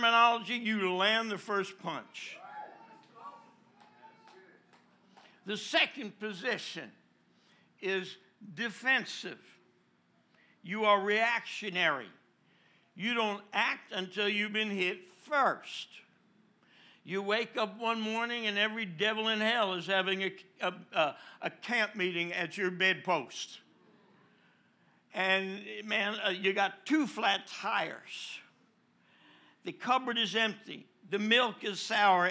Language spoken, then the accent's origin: English; New Jersey, United States; I'm from New Jersey